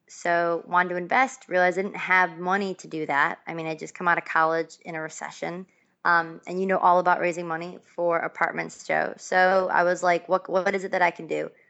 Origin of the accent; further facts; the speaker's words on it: Buffalo, New York, United States; I'm from Buffalo, New York.